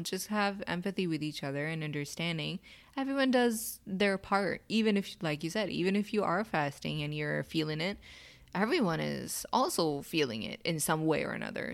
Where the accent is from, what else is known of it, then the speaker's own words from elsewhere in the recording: Pakistan; So, as a Pakistani